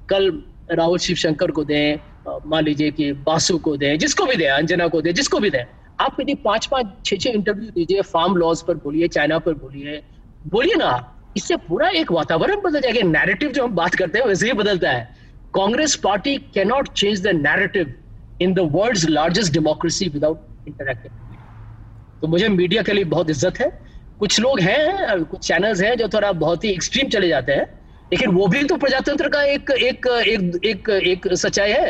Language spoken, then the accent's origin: Hindi; Bihar, India; मैं बिहारी हूँ बिहार के मेरे फादर थे प्रोफेसर इकोनॉमिक्स के